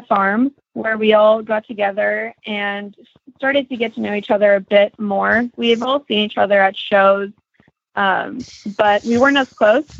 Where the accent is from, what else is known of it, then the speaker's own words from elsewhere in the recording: Prosper, Texas, United States; I am from Prosper, Texas